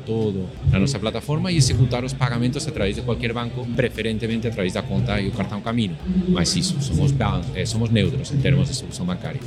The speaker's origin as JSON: {"language": "Portuguese", "town": "Madrid", "region": "Community of Madrid", "country": "Spain", "tie": "born or raised there", "also_born_or_lived": "Florianópolis, Brazil", "second_language": "Portuguese", "moved": "as an adult", "lives_now": "Brazil", "said": "eu sou da Espanha, nasci, cresci em Madrid"}